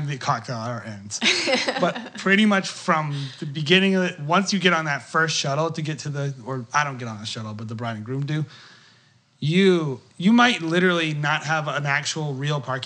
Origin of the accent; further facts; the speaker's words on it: outside of Boston, Massachusetts, United States; I'm from Boston. Not even from Boston. I'm from outside of Boston